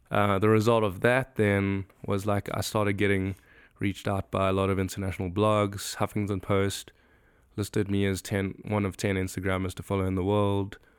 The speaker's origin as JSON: {"language": "English", "town": "Johannesburg", "region": "Gauteng", "country": "South Africa", "tie": "born or raised there", "also_born_or_lived": "Benoni / Bedfordview", "first_language": "English", "moved": "as an adult", "lives_now": "Chicago, United States", "said": "I grew up in a city called Johannesburg, born in a town called Benoni"}